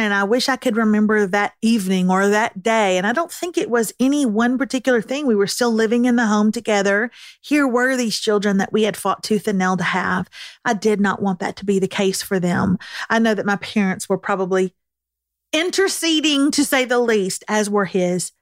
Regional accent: Texas, United States; as a Texan

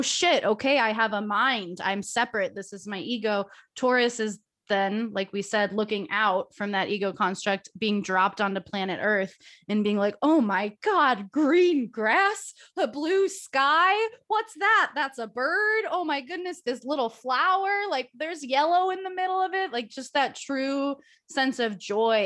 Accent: Ohio, United States; moved away as an adult; also born or lived in Chicago, Illinois; We grew up in Ohio together, so we've both lived in the Midwest together our entire lives

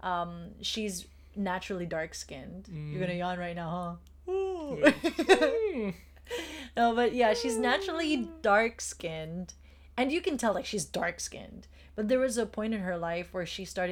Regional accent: Philippines; as a Filipino

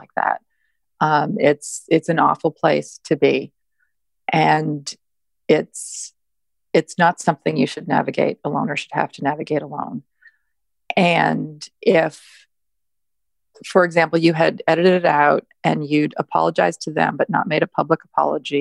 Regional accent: Canada; moved away as an adult; also born or lived in Toronto / the South (US); now in United States; I grew up in Canada and I now live in the South.

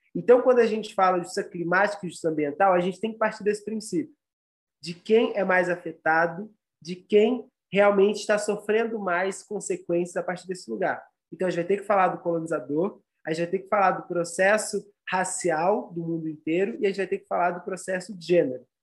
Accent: São Paulo, Brazil; sou aqui do Brasil, de São Paulo

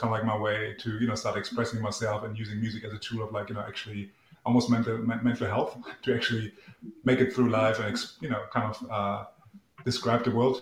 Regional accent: East Germany, Germany; English is a second language; moved away as an adult; now in Melbourne, Australia; I grew up in East Germany

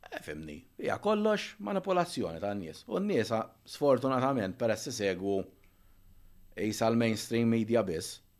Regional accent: Malta; konna nsifru aħna l-Maltin

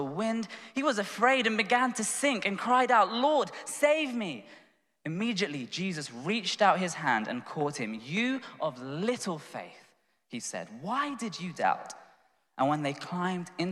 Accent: London, United Kingdom; I'm from Tooting in southwest London, and my dad's from India, mum's from Sri Lanka

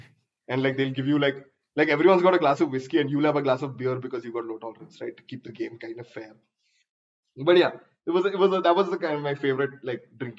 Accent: India; we're Indian.

